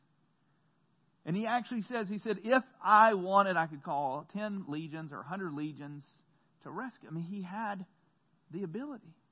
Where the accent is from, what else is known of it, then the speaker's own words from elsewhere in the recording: the South, United States; growing up in the South